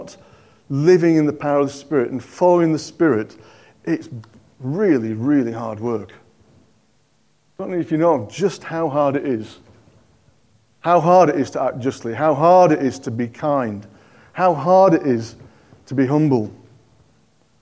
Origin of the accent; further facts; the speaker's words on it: Yorkshire and the Humber, United Kingdom; now in Cockermouth, United Kingdom; I'm a Yorkshireman